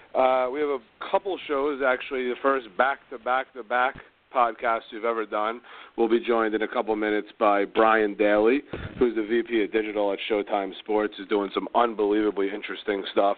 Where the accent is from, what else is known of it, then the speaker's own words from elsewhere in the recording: New York area, United States; I was from the New York area